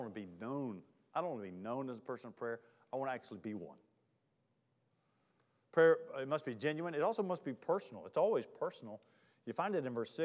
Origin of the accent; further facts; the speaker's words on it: Charlotte, North Carolina, United States; moved away; also born or lived in Mississippi; I'm from Charlotte